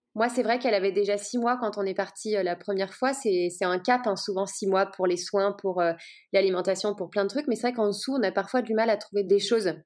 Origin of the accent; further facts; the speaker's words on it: Lyon, Auvergne-Rhône-Alpes, France; j'ai grandi à Lyon